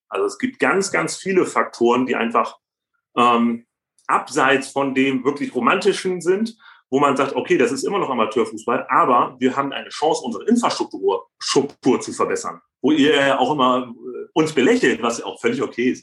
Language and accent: German; Bremen, Germany; ich bin auch Bremer